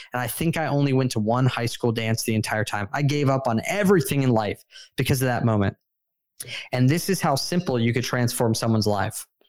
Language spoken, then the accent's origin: English; San Diego, California, United States; I moved down to San Diego, my hometown, with my wife